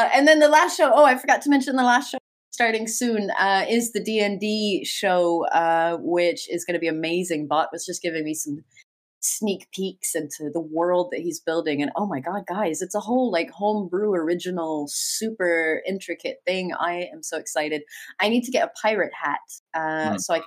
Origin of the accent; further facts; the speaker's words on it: United States; I am an American